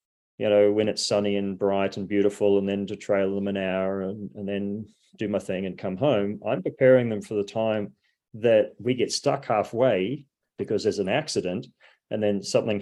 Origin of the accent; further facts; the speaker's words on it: New Zealand; being a New Zealander, I mean, there were two sayings that I was brought up